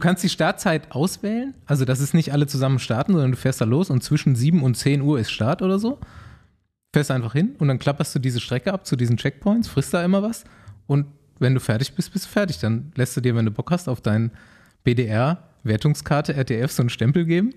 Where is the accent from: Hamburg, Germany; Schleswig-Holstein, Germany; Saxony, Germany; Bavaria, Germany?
Bavaria, Germany; Mainaschaff; bei uns zu Hause in Meinerschaft